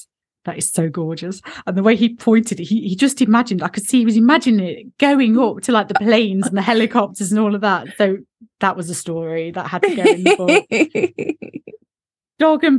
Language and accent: English; Derby, East Midlands, United Kingdom; Because I'm in, do you know, I'm Midlands. I was born in Derby. So I've got this, we say glasses in Derby.